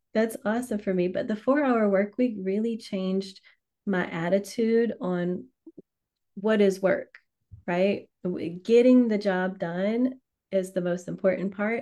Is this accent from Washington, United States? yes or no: no; Louisiana, United States; I'm from Louisiana, so I say right.